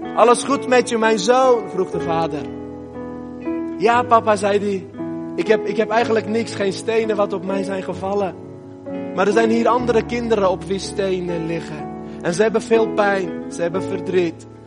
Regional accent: Armenia; moved away; Armenië, het land waar ik vandaan kom

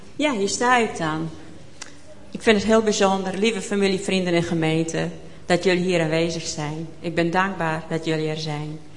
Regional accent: Maren, Netherlands; also born or lived in Boornbergum; Ik ben geboren in Maren

